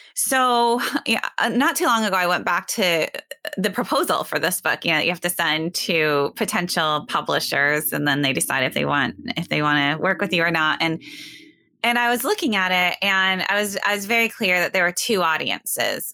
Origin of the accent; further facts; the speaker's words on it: Sioux Center, Iowa, United States; now in West Michigan, United States; I grew up in Northwest Iowa in a small town, Sioux Center.